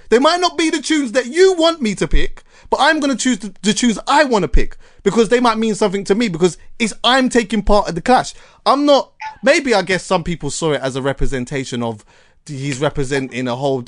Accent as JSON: {"language": "English", "country": "Jamaica", "said": "as a Jamaican"}